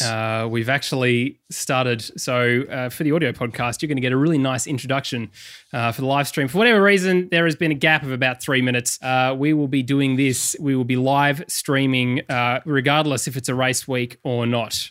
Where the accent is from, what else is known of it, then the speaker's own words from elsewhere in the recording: McLaren Vale, South Australia, Australia; also born or lived in Adelaide; now in Melbourne, Australia; I was born in McLaren Vale.